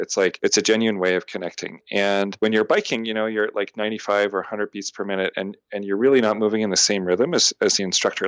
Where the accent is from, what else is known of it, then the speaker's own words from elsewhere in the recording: Canada; also born or lived in Montreal; now in Boston, United States; I'm a Canadian living in America